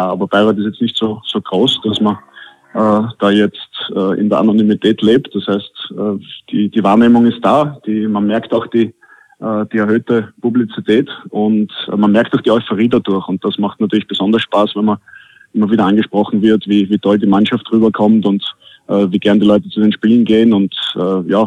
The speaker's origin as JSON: {"language": "German", "country": "Austria", "said": "Und als Österreicher muss ich natürlich Skifahren sagen, auch wenn ich ah. selten bis nie dazu komme."}